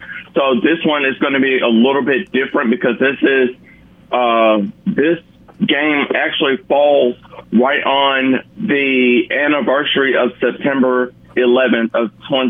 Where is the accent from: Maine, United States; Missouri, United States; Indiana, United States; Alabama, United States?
Alabama, United States; Montgomery; I'm from Montgomery